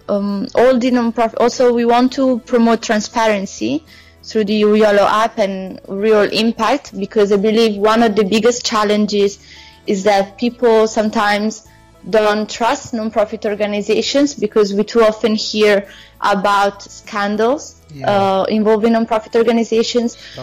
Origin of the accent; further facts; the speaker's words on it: Italy; also born or lived in South Africa; I'm from Italy.